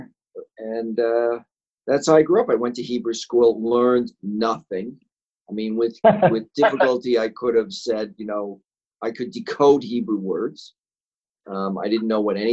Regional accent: Chicago, Illinois, United States; I was born in Chicago in a lower middle class neighborhood, East Rogers Park.

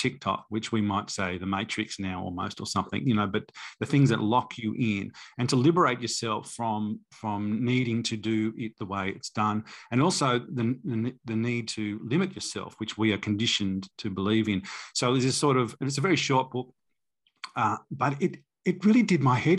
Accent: Manchester, North West England, United Kingdom; born there; moved away; I was born in Manchester. My parents are Australian, but I was born there, so I thought it would be easy for me to go back.

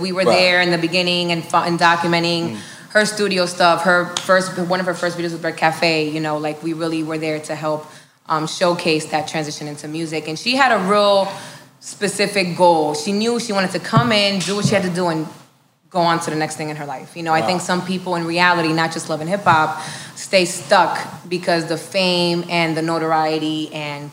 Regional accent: Miami, Florida, United States; also born or lived in New Jersey; I was born in Jersey, but I am a Miami native

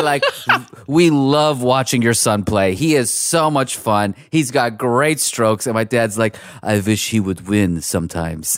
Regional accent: Pittsburgh, Pennsylvania, United States; also born or lived in Iran; now in Los Angeles, United States; my family's from Iran, and we grew up in Pittsburgh

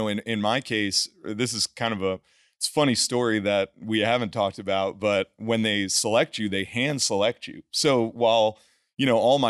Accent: Northeast, United States; growing up in the Northeast, it is an intensely competitive, great school systems, you know, public schools, a lot of competition to go to one of those like Ivy League Northeast schools

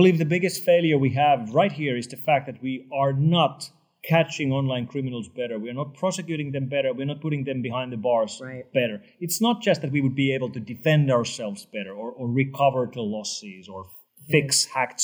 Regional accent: Finland; my home country of Finland

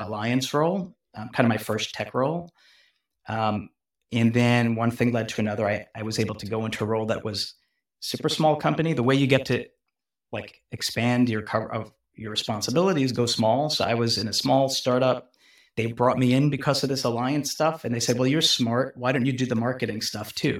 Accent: New York, United States; moved away as an adult; now in Bay Area, United States; I'm a New Yorker, so I grew up in New York, so I grew up in New York. I moved out to Silicon Valley.

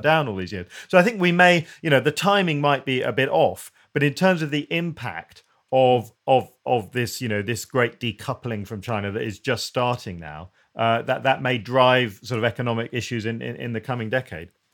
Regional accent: United Kingdom; we're British

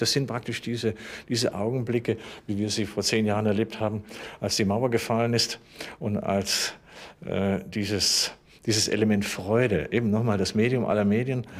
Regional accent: Germany

